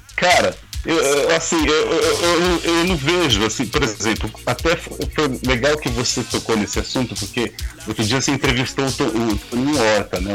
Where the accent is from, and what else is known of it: Brazil